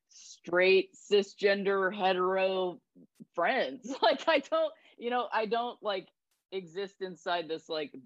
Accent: Akron, Ohio, United States; I'm from Akron. I'm not from, you know, like Beverly Hills or whatever. Like I grew up in the lakes and like the woods and all that stuff. Like it's not that different from most people in Ohio

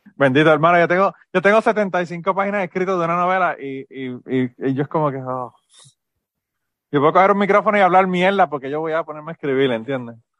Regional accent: Utuado, Puerto Rico; Yo, yo soy de Utuado y en Utuado mi mamá

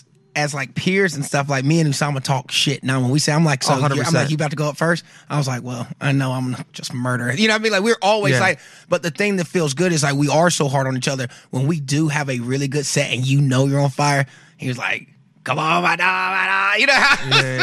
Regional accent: the South, United States; You know, I'm from the South.

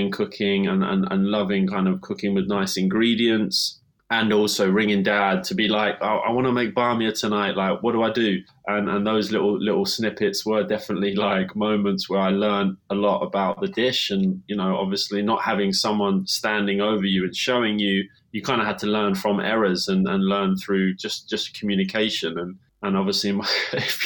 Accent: London, United Kingdom; also born or lived in Leeds; growing up in London

